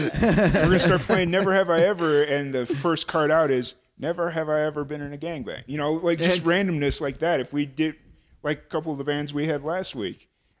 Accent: Lynwood, Illinois, United States; accent: Chicago; moved away as an adult; also born or lived in Carbondale, Illinois; now in New Mexico, United States; where I grew up in Linwood.

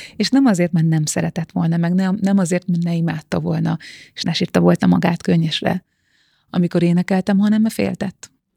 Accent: Bag, Pest, Hungary; Bag, Bag faluja, a falu széle az erdőhöz nagyon közel, nagyon közel a természethez, és azt hiszem, hogy ez nekem egy ilyen nagyon hosszú földeltséget ad, vagy egy ilyen az egész életemen át kitartó földközeliséget, ugyanis én tényleg egy ilyen paraszti családban nőttem föl

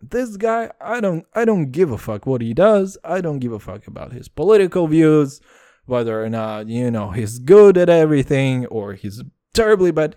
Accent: Texas, United States; I'm from Texas

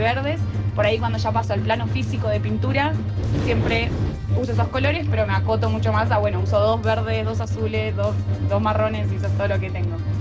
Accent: Buenos Aires, Argentina; Yo en realidad originalmente soy de Buenos Aires, pero mi papá es de Bariloche, así que siempre fui mucho a Bariloche

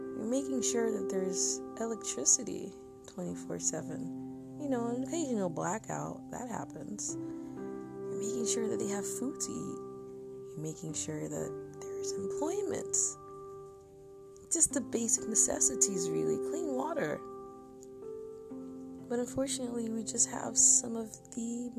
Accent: Nigeria; I am Nigerian, and I've always been proud of my country

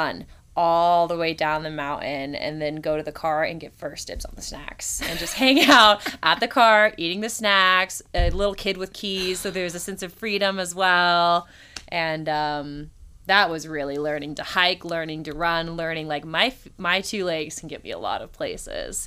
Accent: Indiana, United States; I'm from Indiana, which is why I just said hi, y'all

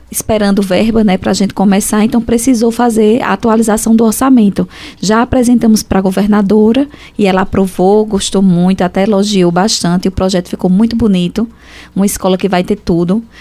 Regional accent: Nazaré da Mata, Pernambuco, Brazil; also born or lived in Caruaru / Fortaleza; Ah, sim, estudei, que eu vim de Nazaré da Mata, vim para Caruaru, peguei ainda dois anos na Fafica e terminei letras em Fortaleza, na UES.

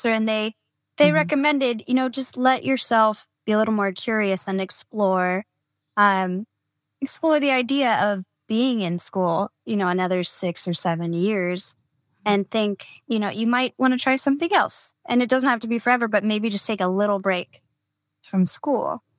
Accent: California, United States; now in Los Angeles, United States; as a Californian

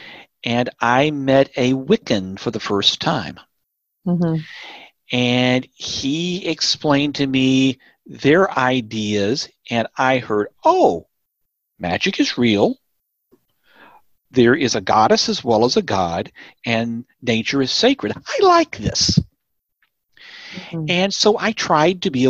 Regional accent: Tennessee, United States; also born or lived in Indiana / Georgia; now in North Texas, United States; I grew up in Tennessee

